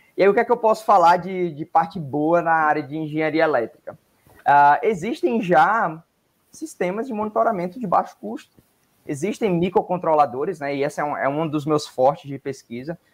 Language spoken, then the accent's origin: Portuguese; Northeast Region, Brazil; Eu sou do Nordeste